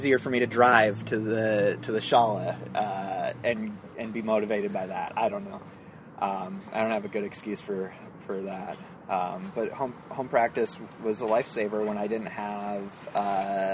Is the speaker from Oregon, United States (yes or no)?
no; Minneapolis, Minnesota, United States; moved away; also born or lived in San Francisco; we moved from there to Minneapolis, which is my hometown